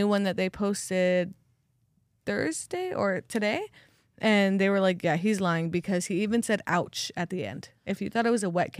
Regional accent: California, United States; We're from California, bud.

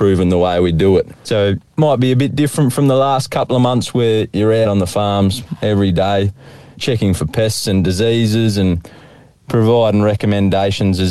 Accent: Benalla, Victoria, Australia; I grew up in Benalla there

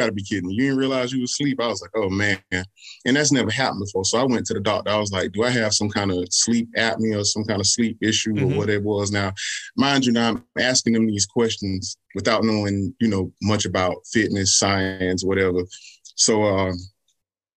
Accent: Columbia, South Carolina, United States; I'm born and raised in Columbia, South Carolina, still living here.

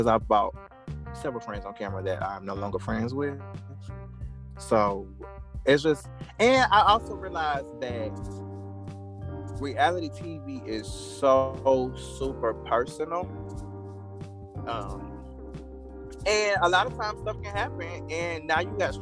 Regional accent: South Carolina, United States; accent: country; This is who I am. I'm from South Carolina

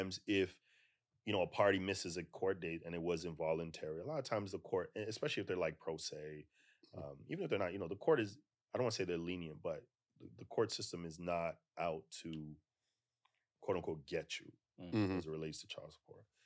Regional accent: Toronto, Ontario, Canada; now in United States; I'm originally from Toronto, so Guyanese parents.

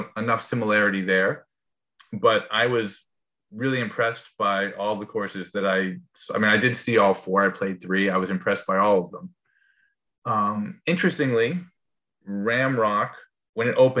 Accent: New England, United States; I'm from New England

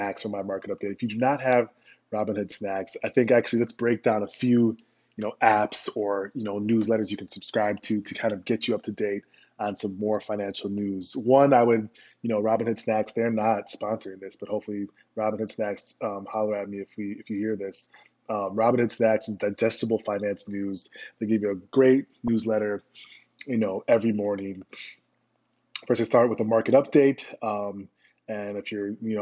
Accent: Minnesota, United States; moved away as an adult; also born or lived in Chicago; I'm from Minnesota and, you know, went to business school at the University of Chicago Booth

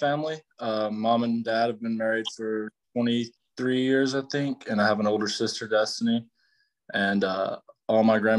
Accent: Loretto, Tennessee, United States; I'm from Loretto, Tennessee.

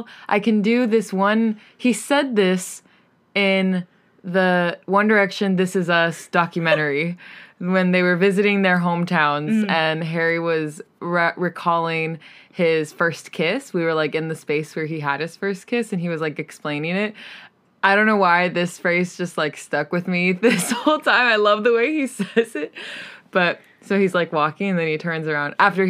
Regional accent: East of England, United Kingdom; I'm from Essex!

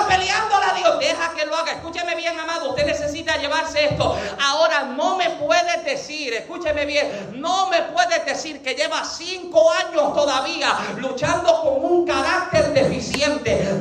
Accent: Puerto Rico; yo soy boricua

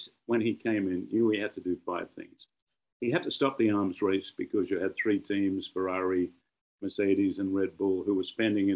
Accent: Australia; moved away; also born or lived in London; As you know, I'm an Australian out of London.

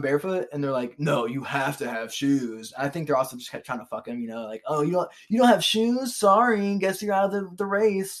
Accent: Cincinnati, Ohio, United States; we're from Cincinnati.

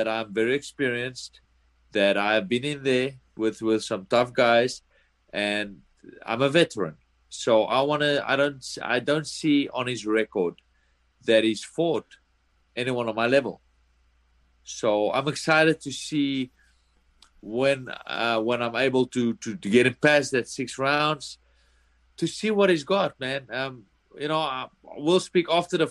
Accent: South Africa; moved away as an adult; now in United States; I come from South Africa

